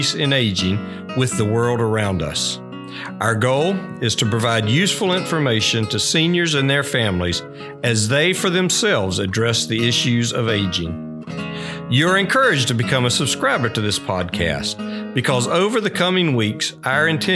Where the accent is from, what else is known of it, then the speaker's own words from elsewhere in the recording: Dowling Park, Florida, United States; I grew up in Dowling Park, so the village has always been a part of my life